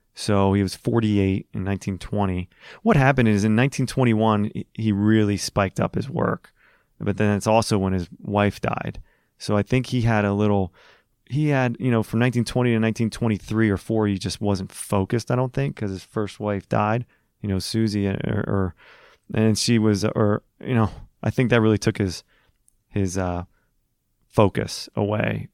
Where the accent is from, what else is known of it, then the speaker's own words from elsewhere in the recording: Philadelphia, Pennsylvania, United States; growing up in Philly, playing Huntington Valley, playing Philly country